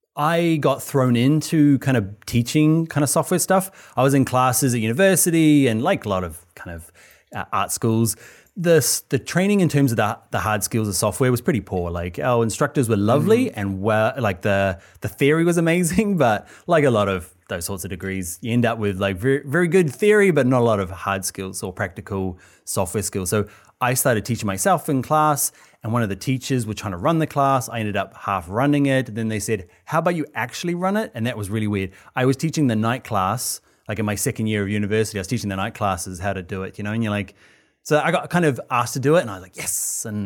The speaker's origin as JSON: {"language": "English", "country": "New Zealand", "moved": "as an adult", "lives_now": "Ireland", "said": "Yeah, I'm from New Zealand."}